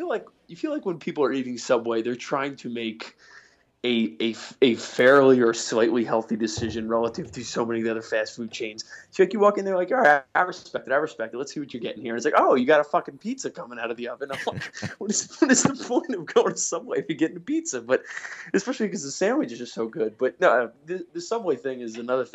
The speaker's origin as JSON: {"language": "English", "region": "New York", "country": "United States", "moved": "yes", "said": "I'm from New York"}